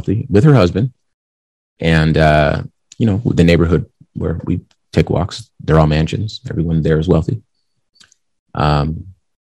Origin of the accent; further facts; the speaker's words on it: Compton, California, United States; I'm from Compton, California. So that gang environment is something that I was born into